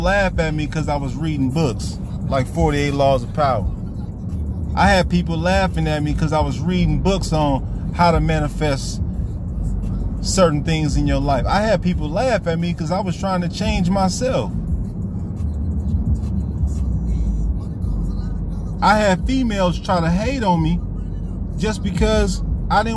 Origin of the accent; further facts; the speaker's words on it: Vallejo, California, United States; moved away; I was raised in the Crest. Vallejo, California, man, one of the most sickest neighborhoods you would ever want to be